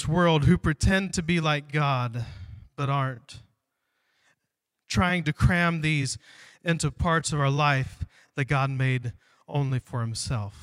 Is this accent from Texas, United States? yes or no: no; Ohio, United States; moved away; I grew up in Ohio, we would come out here and visit my grandfather